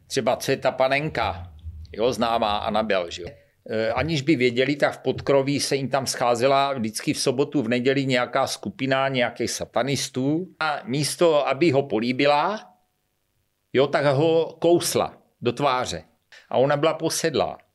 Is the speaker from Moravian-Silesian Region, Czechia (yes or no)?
no; Šlapanice, South Moravian Region, Czechia; já jsem ze Šlapaní, Cubrna Brna